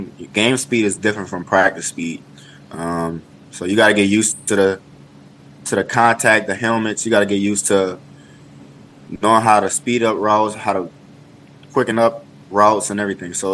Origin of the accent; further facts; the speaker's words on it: Louisiana, United States; moved away; it was my hometown